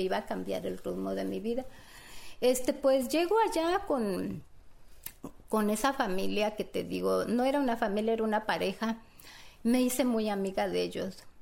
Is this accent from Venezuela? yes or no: no; Mexico; now in United States; yo a mi México lo amo porque yo soy mexicana